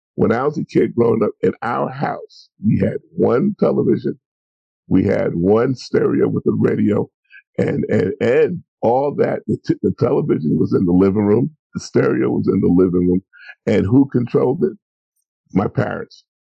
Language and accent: English; New York City, New York, United States; also born or lived in Brooklyn; I was raised in St. Albans